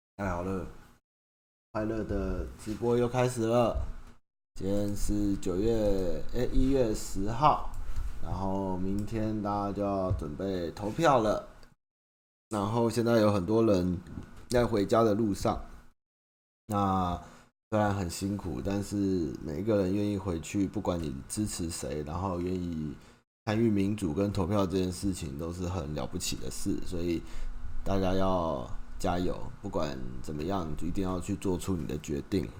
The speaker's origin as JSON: {"language": "Chinese", "country": "Taiwan", "tie": "born or raised there", "said": "因为我的国家就是在台湾，我就是台湾土生土长跟台湾人"}